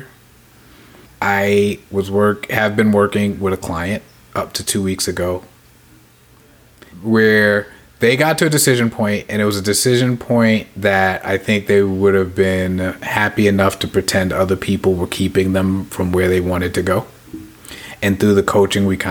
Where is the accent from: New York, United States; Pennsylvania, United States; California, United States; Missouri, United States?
New York, United States; New York City; I'm a New Yorker